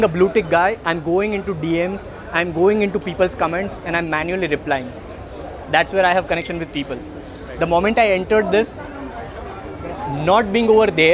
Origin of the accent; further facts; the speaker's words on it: Ahmedabad, Gujarat, India; English is a second language; I'm from Ahmedabad, Gujarat, but I keep traveling Mumbai, Pune for my business